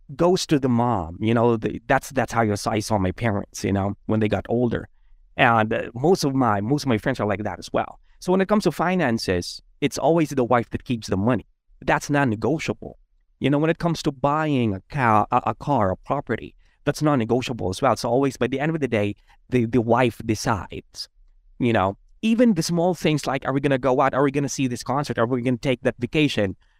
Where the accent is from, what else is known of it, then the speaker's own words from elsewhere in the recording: Philippines; I grew up as a Filipino